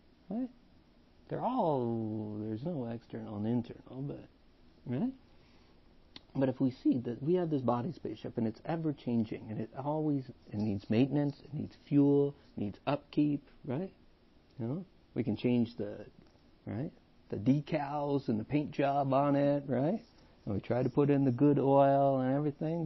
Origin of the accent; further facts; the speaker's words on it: Canada; now in Vaughan, Canada; So we're Canadian, for all those people listening to the podcast. We're in Canada, Toronto, technically right now in Vaughan